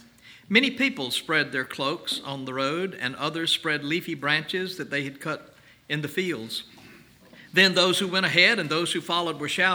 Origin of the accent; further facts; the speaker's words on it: Canton, Mississippi, United States; my hometown of Canton, Mississippi.